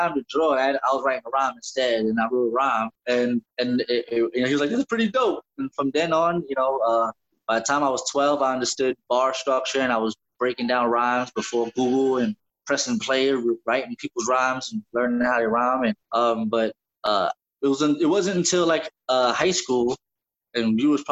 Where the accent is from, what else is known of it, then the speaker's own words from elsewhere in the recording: New York City, New York, United States; we're from East New York